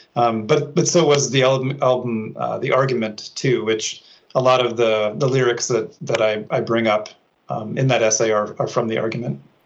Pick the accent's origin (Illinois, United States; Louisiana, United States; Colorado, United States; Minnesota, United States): Minnesota, United States; moved away as an adult; when i was back in my hometown in minnesota